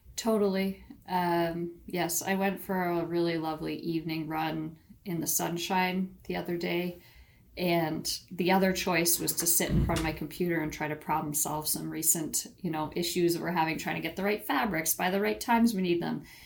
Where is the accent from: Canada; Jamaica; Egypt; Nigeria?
Canada; Ontario; moved away as an adult; also born or lived in British Columbia; I grew up in Ontario, Canada, moved out west to British Columbia for university